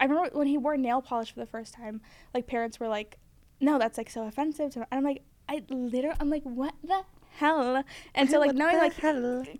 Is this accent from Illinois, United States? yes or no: no; Florida, United States; now in Los Angeles, United States; And I'm so like embarrassed to even say that I'm from Florida